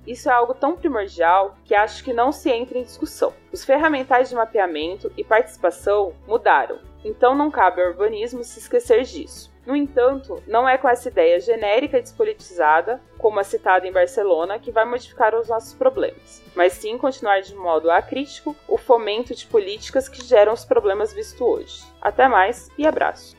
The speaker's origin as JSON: {"language": "Portuguese", "town": "Cambará", "region": "Paraná", "country": "Brazil", "tie": "born or raised there", "moved": "as an adult", "lives_now": "São Paulo, Brazil", "said": "Na cidade onde eu nasci, vivi até pouco tempo atrás, não tem transporte público"}